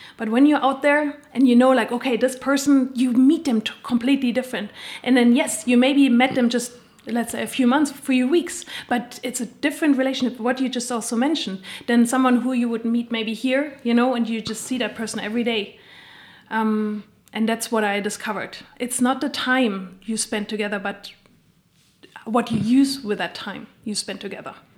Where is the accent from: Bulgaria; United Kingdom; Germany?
Germany; moved away as an adult; also born or lived in United States / Spain / Australia / Switzerland; now in Bern, Switzerland; I'm originally from Germany